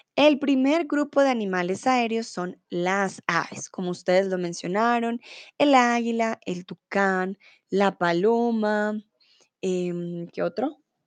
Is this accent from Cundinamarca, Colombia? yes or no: no; Bogotá, Colombia; soy de Colombia, de Bogotá